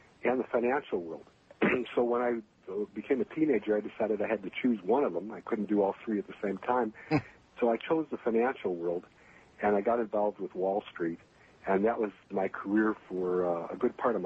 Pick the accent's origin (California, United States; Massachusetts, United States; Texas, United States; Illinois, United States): Illinois, United States; Chicago; moved away as an adult; also born or lived in Minnesota / West Coast / Las Vegas / New York City; I was born in Minnesota, but I grew up in the Chicagoland area where I happen to be right now.